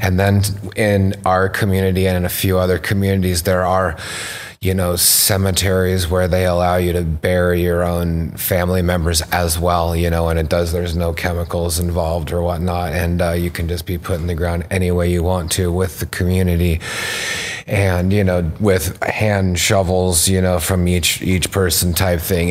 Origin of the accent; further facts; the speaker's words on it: Rogue Valley, Southern Oregon, United States; also born or lived in British Columbia; now in Canada; my original root growing up in Southern Oregon, being born in, like, the Rogue Valley